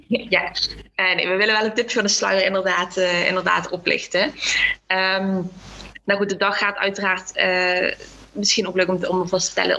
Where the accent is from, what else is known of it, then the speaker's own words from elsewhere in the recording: Limburg, Netherlands; ik ben opgegroeid in Limburg